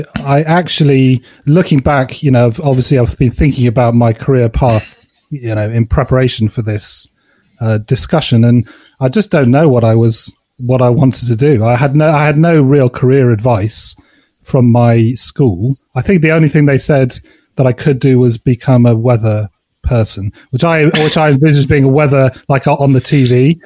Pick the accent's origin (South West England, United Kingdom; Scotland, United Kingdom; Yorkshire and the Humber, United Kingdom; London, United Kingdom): South West England, United Kingdom; Cheltenham; No, I grew up in Cheltenham, which is a small town just south of Birmingham.